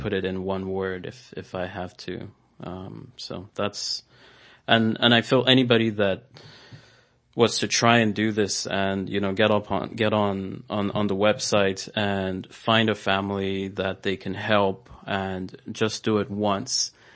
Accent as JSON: {"language": "English", "country": "Nigeria", "tie": "born or raised there", "moved": "yes", "said": "growing up in, in Nigeria, um, I did see a lot of poverty"}